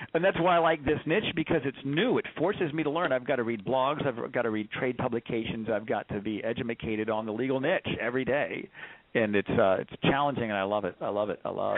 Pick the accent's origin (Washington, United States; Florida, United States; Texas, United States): Texas, United States; Corpus Christi; I grew up down in uh, Corpus Christi